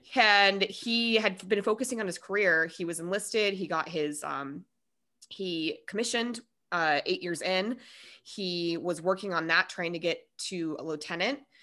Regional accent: Denver, Colorado, United States; also born or lived in Minnesota; I am one hundred percent Coloradan, like, through and through

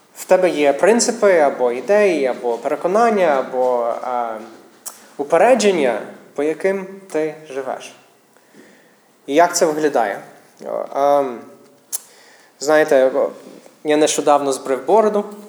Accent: United States; Ukrainian is a second language; now in Ukraine; я місіонер з Америки, тому українська не моя рідна мова

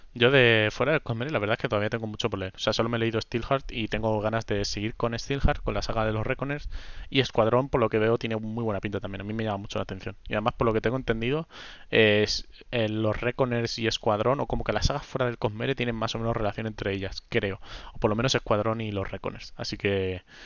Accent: Region of Murcia, Spain; yo soy de Murcia, de, concretamente de una ciudad de, la región de Murcia

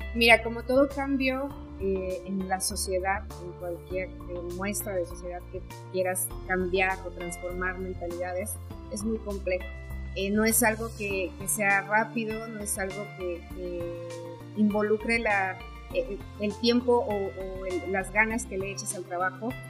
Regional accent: Mexico; como mexicanos

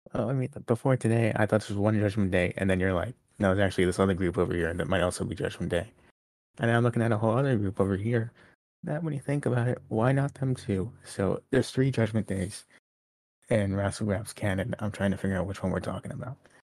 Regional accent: New York City, New York, United States; born or raised there

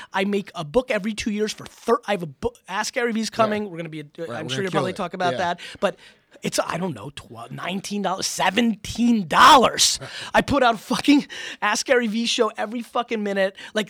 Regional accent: Russia; born there; moved away; I was born in Russia. I'm Jewish. That's how we got out of Soviet Russia.

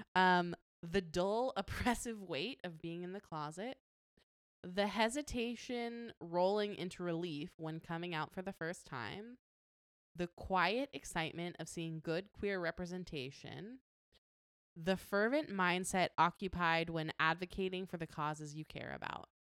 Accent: Las Vegas, Nevada, United States; I grew up in Las Vegas

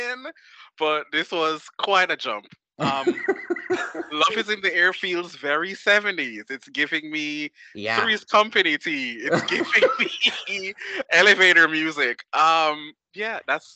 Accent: Jamaica; I'm from Jamaica

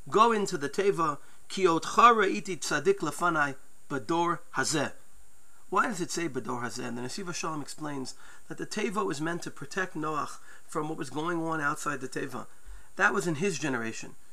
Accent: United States; Growing up in New York, New Jersey, people may remember WINS News.

